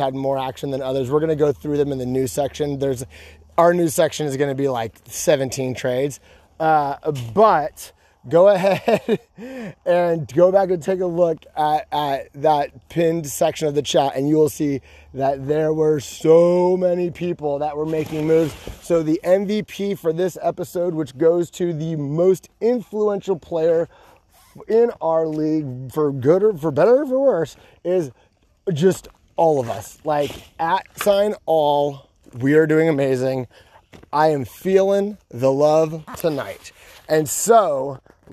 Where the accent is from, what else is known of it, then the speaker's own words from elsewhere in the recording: California, United States; moved away as an adult; now in Georgia, United States; I'm from California and we say you guys in California